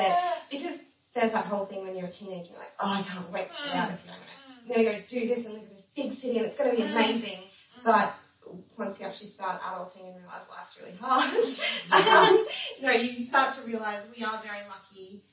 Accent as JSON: {"language": "English", "town": "Rockhampton", "region": "Queensland", "country": "Australia", "tie": "born or raised there", "said": "I grew up in Rocky too. I went to school here and moved away after uni to do uni and decided to come back"}